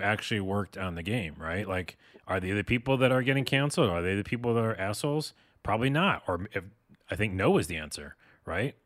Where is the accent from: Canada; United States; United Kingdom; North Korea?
United States; dumb American